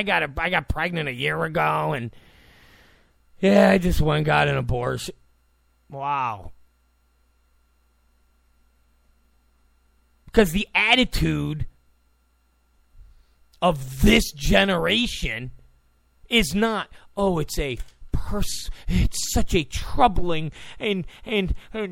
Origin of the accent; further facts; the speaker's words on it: New York, United States; now in California, United States; I come from New York